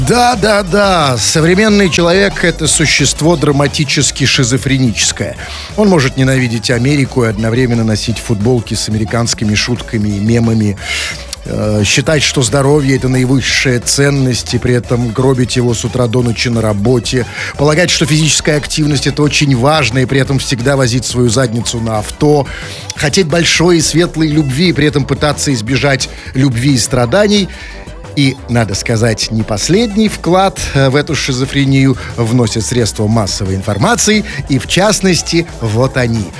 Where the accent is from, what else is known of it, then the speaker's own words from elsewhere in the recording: Saint Petersburg, Russia; мы петербуржцы, мы, как всегда, горды за все, что происходит в нашем городе